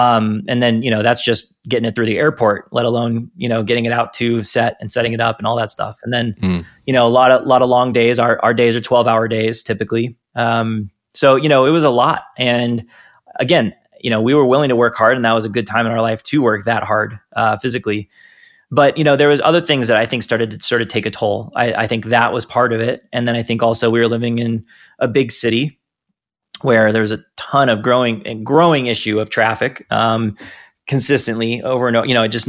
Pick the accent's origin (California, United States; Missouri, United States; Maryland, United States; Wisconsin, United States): California, United States; San Diego; I knew that place growing up. I was born in San Diego. I lived there a bunch of different times.